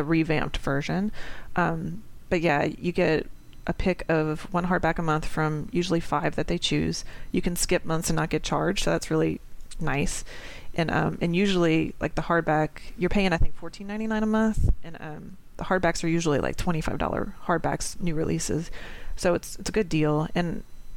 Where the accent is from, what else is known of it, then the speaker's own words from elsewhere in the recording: New Orleans, Louisiana, United States; I'm from New Orleans